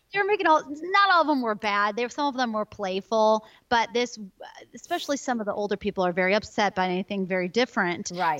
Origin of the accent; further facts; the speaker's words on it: Chicago, Illinois, United States; now in Oklahoma, United States; I come from Chicago, more winter weather gal